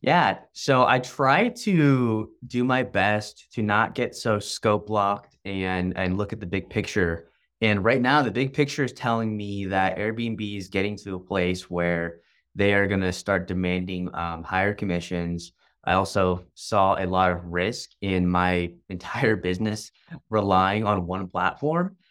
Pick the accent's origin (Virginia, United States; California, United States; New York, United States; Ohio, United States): California, United States; Long Beach; moved away as an adult; now in San Diego, United States; I'm originally from Long Beach, but moved down here whenever I, I joined the Navy